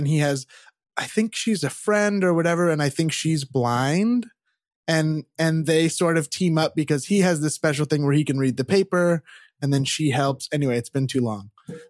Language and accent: English; Rockland, Massachusetts, United States; We were a big one you used to see in Rockland, my hometown, was John L. Sullivan Chevrolet.